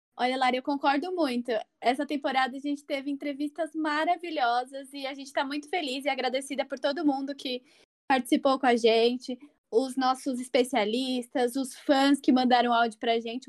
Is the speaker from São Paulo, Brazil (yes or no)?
yes; São Paulo, Brazil; eu sou aqui de São Paulo